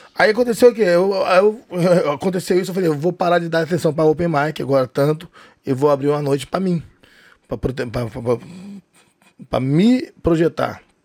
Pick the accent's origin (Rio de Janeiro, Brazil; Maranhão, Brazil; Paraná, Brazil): Rio de Janeiro, Brazil; E eu não sou cearense, sou carioca, nasci no Rio de Janeiro